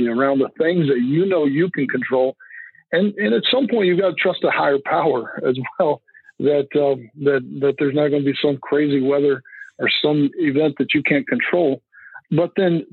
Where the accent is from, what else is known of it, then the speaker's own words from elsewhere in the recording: Lubbock, Texas, United States; moved away; I grew up in West Texas. It's where I grew up, around Lubbock, Texas